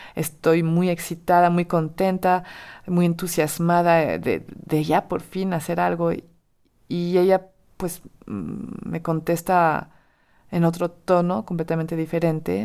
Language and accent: Spanish; France; Spanish is a second language; moved away as an adult; Soy francesa